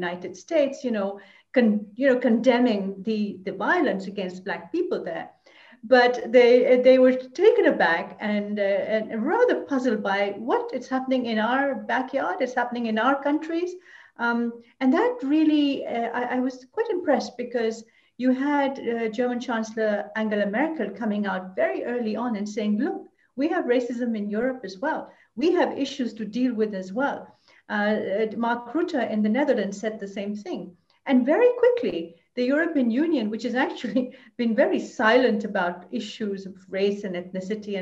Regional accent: Lahore, Punjab, Pakistan; moved away as an adult; now in Brussels, Belgium; I was born in South Asia, in Lahore, and I've been here for almost 40 years. I came to Brussels

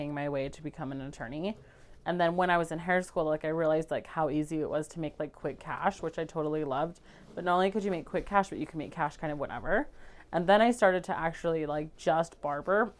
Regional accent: Indianola, Utah, United States; I grew up in Indianola. Most people don't know where that is, so I always just say Fairview, but Indianola is like 15 minutes north of Fairview.

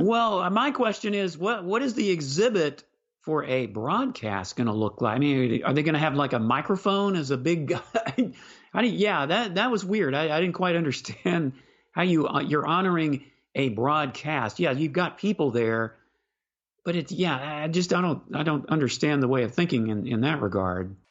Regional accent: Houston, Texas, United States; I grew up in Houston

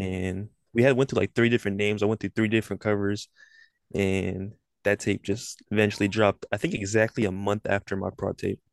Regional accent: Sacramento, California, United States; I'm from Sacramento, California. Ain't really shit down here

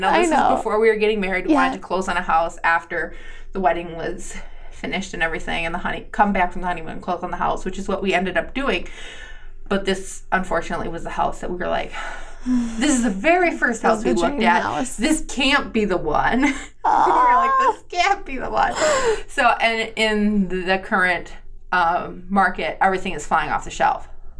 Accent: Green Bay, Wisconsin, United States; born there; And because I didn't grow up in Green Bay, even though I was born in Green Bay, Green Bay still has that feel for me.

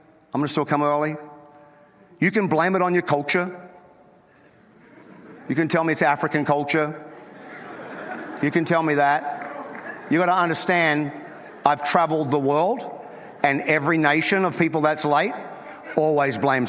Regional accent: North Queensland, Australia; I'm from North Queensland

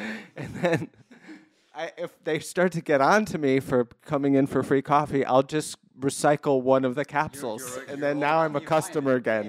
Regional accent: East Coast, United States; I'm from the East Coast.

